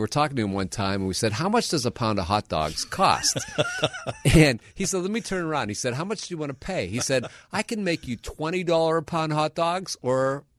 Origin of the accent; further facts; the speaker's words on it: Milwaukee, Wisconsin, United States; moved away; I grew up in Milwaukee, Wisconsin.